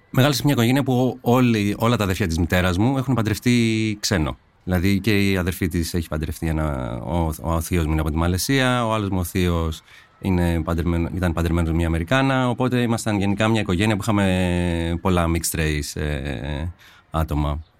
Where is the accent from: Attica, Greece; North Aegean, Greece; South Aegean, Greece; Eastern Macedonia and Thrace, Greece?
Attica, Greece; Korydallos; also born or lived in Marousi; γεννήθηκα στο Μαρούσι, και έχω μεγαλώσει στο σκιστό Κορυδαλού. Είμαι 40 χρονών